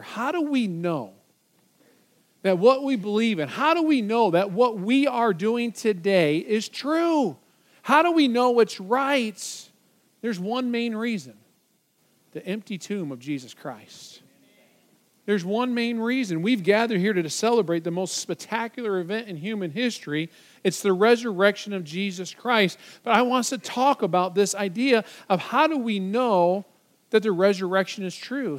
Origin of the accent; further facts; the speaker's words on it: Michigan, United States; moved away; my home state of Michigan